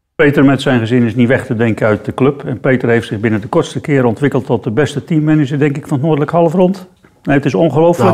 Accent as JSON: {"language": "Dutch", "town": "Heerjansdam", "region": "South Holland", "country": "Netherlands", "tie": "born or raised there"}